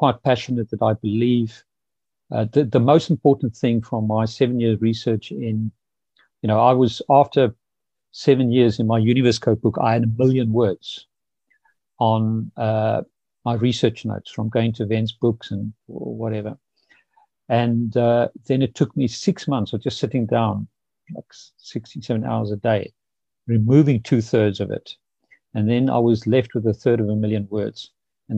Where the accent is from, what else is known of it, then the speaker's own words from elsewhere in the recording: Pretoria, Gauteng, South Africa; moved away; I grew up in South Africa in the 60s, 70s